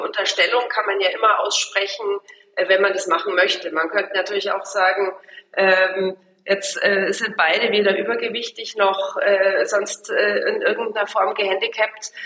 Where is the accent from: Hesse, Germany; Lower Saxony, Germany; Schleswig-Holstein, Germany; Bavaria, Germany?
Bavaria, Germany; Munich; ich bin halt, äh, aus München und hab die Firma da oder Grünwald